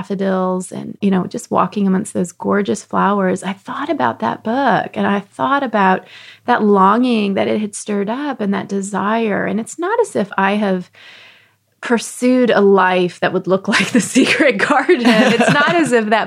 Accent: Texas, United States; where I grew up in Texas

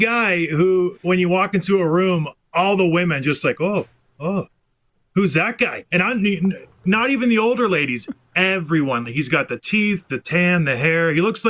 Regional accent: St. Catharines, Ontario, Canada; Yeah, I moved there when I was five, so I was raised in St. Catharines.

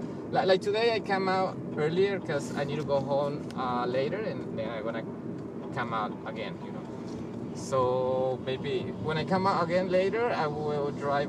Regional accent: El Salvador; moved away; I'm from El Salvador

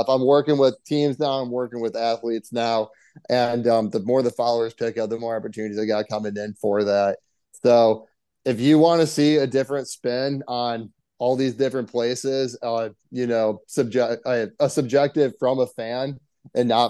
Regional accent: Lansing, Michigan, United States; moved away as an adult; also born or lived in Washington State; now in Chicago, United States; I grew up in Lansing, Michigan

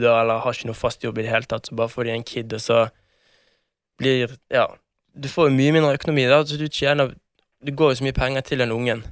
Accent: Bergen, Vestland, Norway; moved away as an adult; now in Oslo, Norway; nesten ikke vært hjemme i Bergen

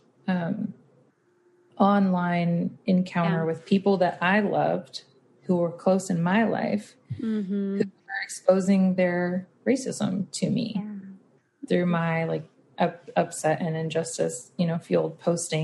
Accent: South Texas, United States; grew up in the South. I grew up in like South Texas, right on the border of Louisiana, like very country

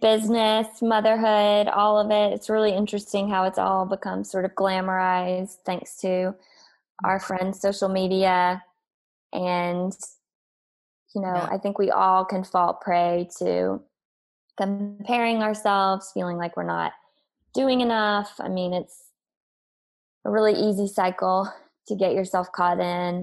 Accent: South Carolina, United States; moved away as an adult; also born or lived in Northeast United States; now in Los Angeles, United States; growing up in South Carolina

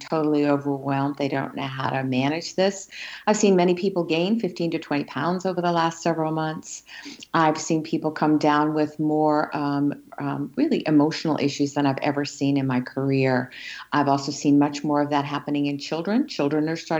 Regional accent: Australia; now in United States; So I grew up in Australia in the outback

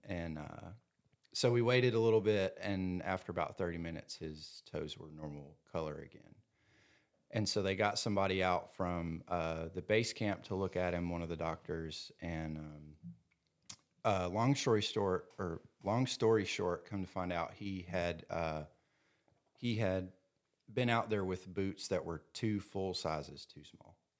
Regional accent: Louisville, Kentucky, United States; some other guys from, uh, Louisville in my hometown

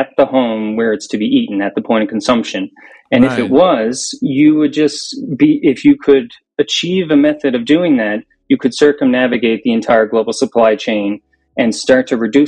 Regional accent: Newfoundland and Labrador, Canada; I'm from Newfoundland, Canada. We're the furthest easterly point in Canada, out here in the Atlantic Ocean.

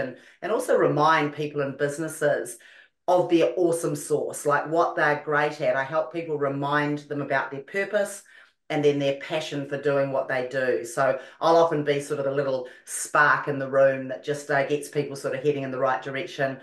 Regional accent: New Zealand; also born or lived in London, United Kingdom; now in Los Angeles, United States; I was born in London and brought up in New Zealand and currently live in Los Angeles.

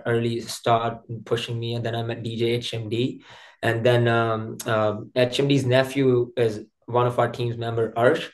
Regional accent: India; moved away as an adult; now in Canada; I'm from India. I came in Canada like 10 years ago as a student over here

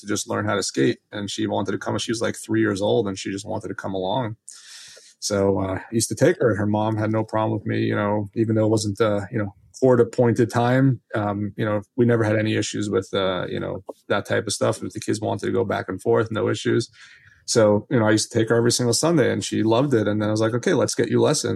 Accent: Los Angeles, California, United States; now in New Jersey, United States; I grew up in Los Angeles

